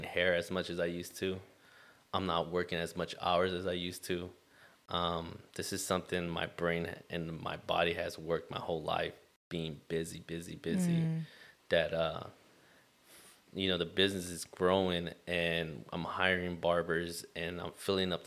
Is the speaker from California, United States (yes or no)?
yes; Long Beach, California, United States; Being born and raised in Long Beach